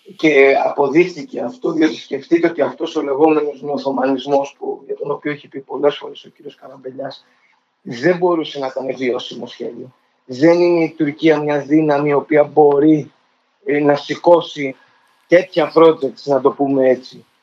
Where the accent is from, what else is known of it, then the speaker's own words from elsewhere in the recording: Greece; σαν Έλληνας